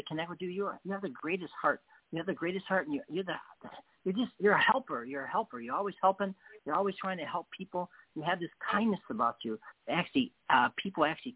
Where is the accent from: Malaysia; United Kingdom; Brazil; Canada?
United Kingdom; England; I'm English.